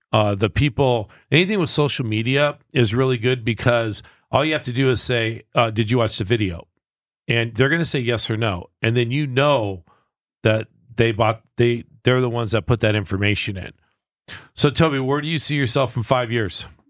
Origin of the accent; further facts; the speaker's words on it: Southern California, United States; I'm a West Coast kid. Like, I grew up in Southern California